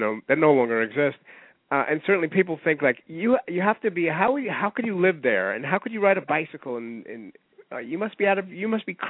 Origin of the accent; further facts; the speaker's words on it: New York, United States; I'm a New Yorker, lived here pretty much all my life. I live in Manhattan